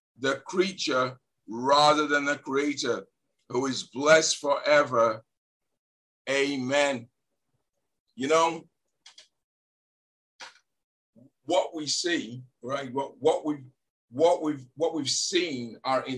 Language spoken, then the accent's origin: English; Leeds, Yorkshire and the Humber, United Kingdom; now in New England, United States; I was born in Leeds